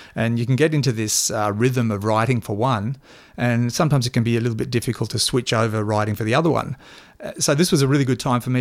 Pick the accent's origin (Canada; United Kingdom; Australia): Australia; Toowoomba, Queensland; we, we grew up in Toowoomba